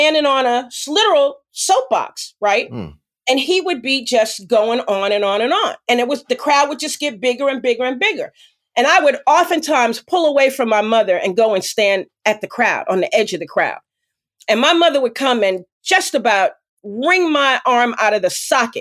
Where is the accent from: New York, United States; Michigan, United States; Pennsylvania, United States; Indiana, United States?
New York, United States; New York City; I grew up on Lenox Avenue and 140th Street.